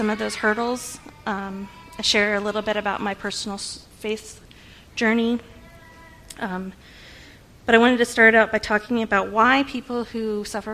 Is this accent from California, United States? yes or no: yes; California, United States; moved away as an adult; I'm from California originally. We moved out here about 9 years ago.